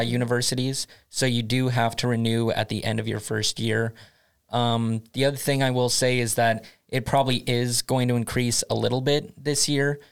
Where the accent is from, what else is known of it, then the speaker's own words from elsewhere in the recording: United States; moved away as an adult; now in Sweden; I come from the United States originally